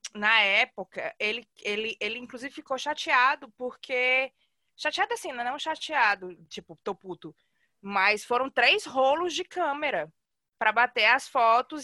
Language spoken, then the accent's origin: Portuguese; Fortaleza, Ceará, Brazil; moved away as an adult